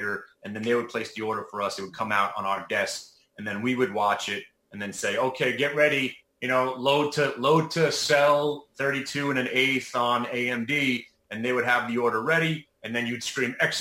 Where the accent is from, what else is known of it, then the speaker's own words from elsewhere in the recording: New York City, New York, United States; moved away as an adult; now in New Jersey, United States; I'm from Brooklyn. Live in New Jersey now